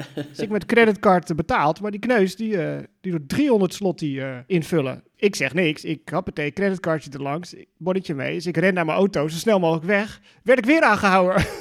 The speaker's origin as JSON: {"language": "Dutch", "country": "Netherlands", "said": "Dus dat ben je ook wel als Nederlander aan gewend"}